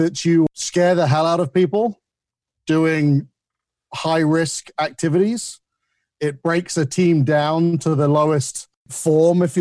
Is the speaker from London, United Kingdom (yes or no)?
no; Isle of Wight, South East England, United Kingdom; moved away as an adult; also born or lived in United Arab Emirates; now in United States; I grew up on the Isle of Wight